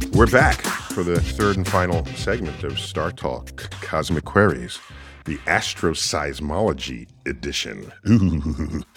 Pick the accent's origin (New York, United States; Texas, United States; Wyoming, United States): New York, United States; New York City; my hometown, New York City